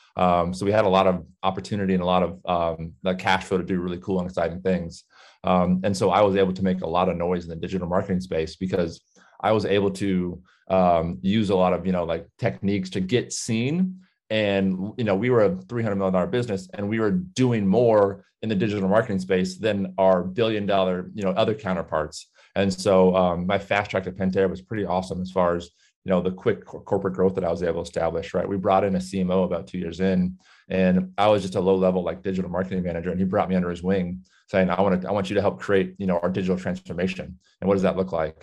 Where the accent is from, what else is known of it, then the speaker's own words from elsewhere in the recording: Southern California, United States; I grew up in Southern California